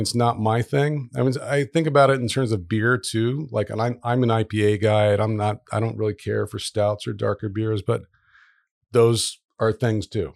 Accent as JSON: {"language": "English", "town": "Dayton", "region": "Ohio", "country": "United States", "tie": "born or raised there", "also_born_or_lived": "Virginia Beach, Virginia", "moved": "as an adult", "lives_now": "Providence, United States", "said": "I mostly grew up in Dayton, Ohio"}